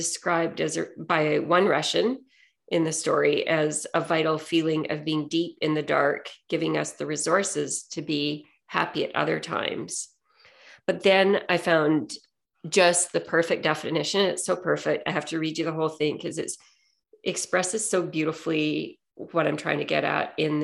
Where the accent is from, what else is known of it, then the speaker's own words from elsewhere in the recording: Saskatoon, Saskatchewan, Canada; I grew up in Saskatchewan in Western Canada, and at the time I grew up, about a third of the population in Saskatoon was Ukrainian